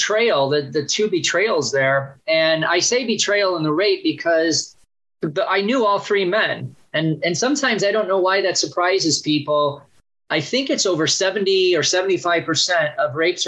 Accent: Chicago, Illinois, United States; also born or lived in Gary, Indiana / Bloomington, Indiana; now in Phoenix, United States; I was born in Gary, Indiana, and grew up in the Chicago suburbs most of my life

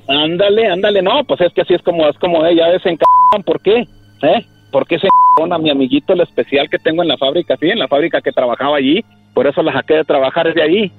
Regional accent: Chihuahua, Mexico; now in Kansas, United States; soy de Chihuahua y vivo en Kansas

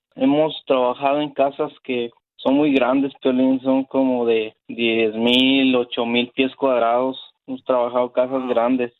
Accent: Guatemala; also born or lived in Dallas–Fort Worth; now in Dallas, United States; Soy guatemalteco

